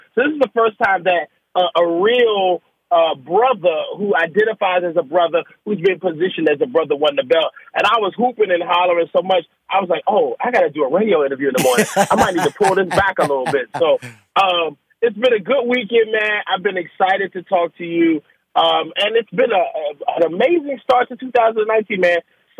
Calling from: Washington, District of Columbia, United States; Man, I'm home in Washington D.C. and I got really nervous last night because I'm a huge WWE fan

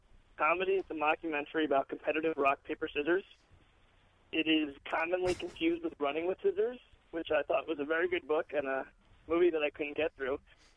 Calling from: New York, United States; I'm in New York.

